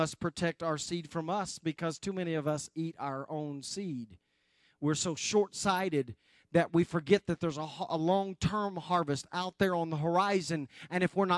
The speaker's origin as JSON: {"language": "English", "region": "West Oklahoma", "country": "United States", "tie": "born or raised there", "said": "I grew up in West Oklahoma"}